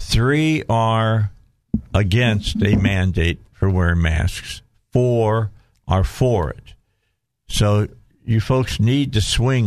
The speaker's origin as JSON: {"language": "English", "region": "Indiana", "country": "United States", "said": "You just put me down by saying I'm from Illinois."}